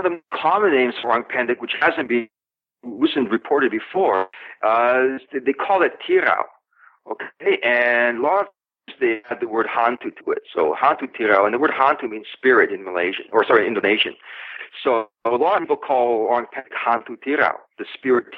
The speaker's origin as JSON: {"language": "English", "region": "British Columbia", "country": "Canada", "moved": "yes", "lives_now": "Thailand", "said": "I'm from British Columbia"}